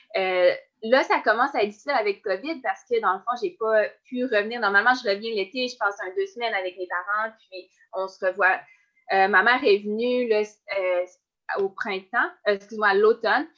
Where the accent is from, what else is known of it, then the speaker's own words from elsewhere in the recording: Baie-Comeau, Quebec, Canada; j'ai commencé le sport sur la côte nord, puis j'ai commencé avec le patinage de vitesse